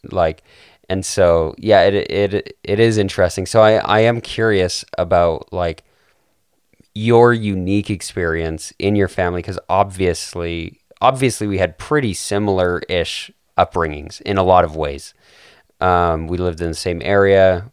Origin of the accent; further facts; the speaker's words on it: Calgary, Alberta, Canada; we're both from Calgary